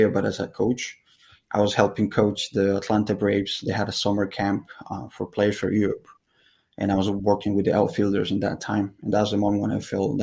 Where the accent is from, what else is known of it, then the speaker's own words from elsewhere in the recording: San Cristóbal, Táchira, Venezuela; moved away; also born or lived in Dominican Republic; I'm originally from Venezuela, from a town called San Cristobal.